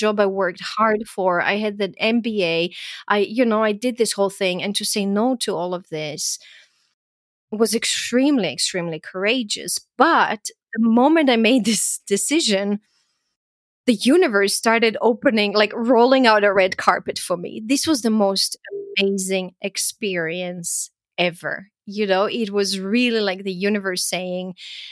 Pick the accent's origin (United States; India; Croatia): Croatia; moved away; also born or lived in Austria; I grew up in Yugoslavia and went through, you know, the war there and the country falling apart